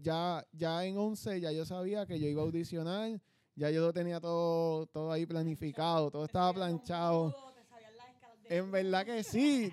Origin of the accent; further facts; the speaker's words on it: Coamo, Puerto Rico; also born or lived in Ponce, Puerto Rico; Coameño, nací en Ponce y bueno, toda la vida en Coamo